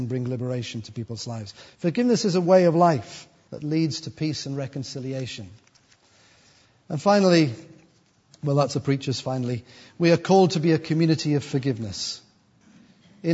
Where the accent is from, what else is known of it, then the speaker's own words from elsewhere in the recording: United Kingdom; also born or lived in Sunderland; as British white people